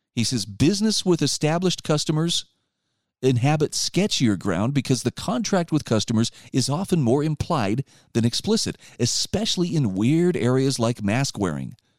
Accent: Utah, United States; my home state of Utah

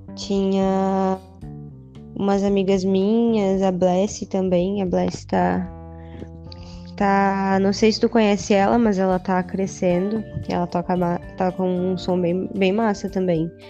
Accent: Uruguaiana, Rio Grande do Sul, Brazil; now in Santa Catarina, Brazil; Eu vim de Uruguaiana, no Rio Grande do Sul. Estou já há um tempão aqui em Santa Catarina

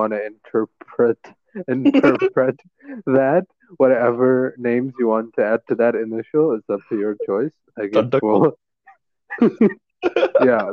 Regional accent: Bangladesh; now in Malaysia; I'm originally from Bangladesh, and now I'm staying in Malaysia.

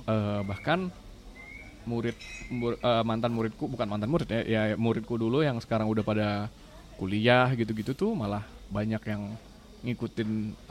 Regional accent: Jakarta, Indonesia; sebagai orang Jakarta

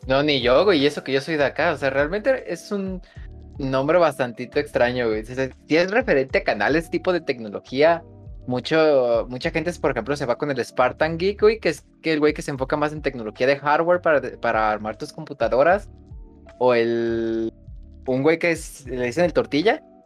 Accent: central Mexico, Mexico; yo soy de México, eh, más precisamente del centro de México

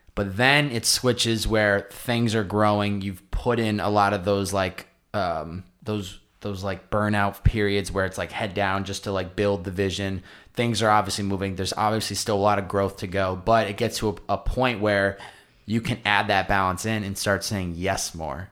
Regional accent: East Coast, United States; now in Southern California, United States; I grew up on the East Coast

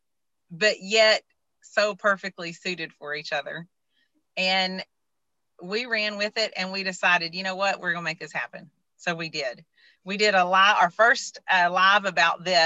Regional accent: Deep East Texas, United States; I was raised in Deep East Texas

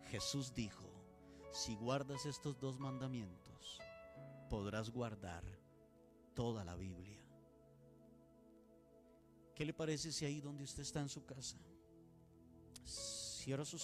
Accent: Costa Rica; perdona nuestro país, Costa Rica.

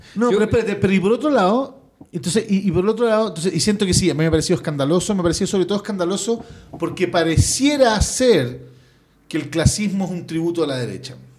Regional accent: Santiago, Santiago Metropolitan Region, Chile; nosotros desde afuera, como chile, como santiaguinos

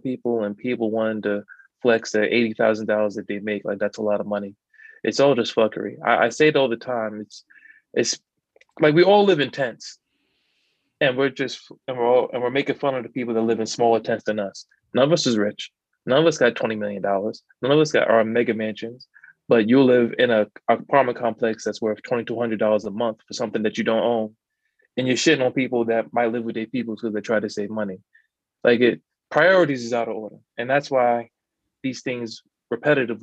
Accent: New York, United States; I'm from New York

